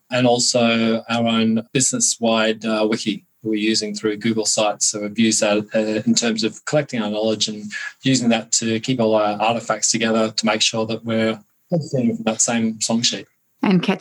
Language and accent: English; Australia; I'm an Australian, Marcel's in Germany